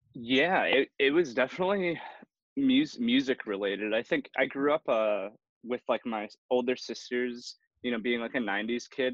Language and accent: English; Milwaukee, Wisconsin, United States; I was born and raised in Milwaukee.